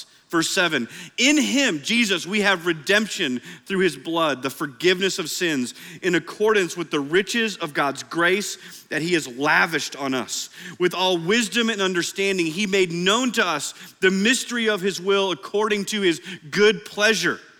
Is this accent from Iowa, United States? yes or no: yes; Iowa, United States; now in Oklahoma, United States; I know we're in Oklahoma, but I grew up in Iowa.